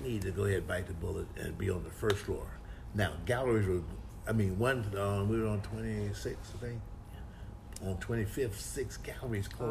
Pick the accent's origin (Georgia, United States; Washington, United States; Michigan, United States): Michigan, United States; Detroit; I'm from Detroit